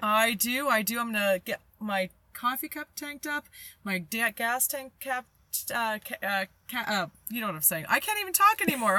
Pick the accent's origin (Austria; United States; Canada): Canada; as a Canadian